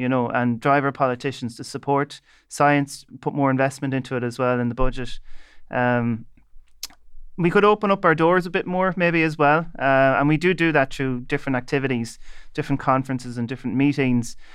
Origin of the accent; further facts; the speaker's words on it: Leitrim, Connacht, Ireland; I'm from Leitrim